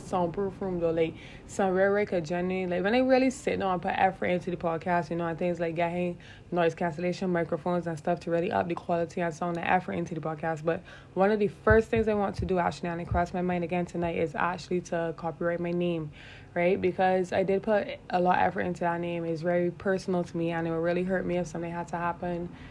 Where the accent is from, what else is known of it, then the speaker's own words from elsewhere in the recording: Barbados; I am from Barbados. That's the island that I am from